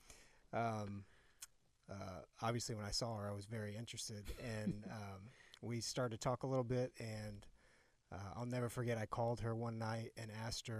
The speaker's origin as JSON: {"language": "English", "town": "Indianapolis", "region": "Indiana", "country": "United States", "tie": "born or raised there", "said": "born and raised here in Indianapolis"}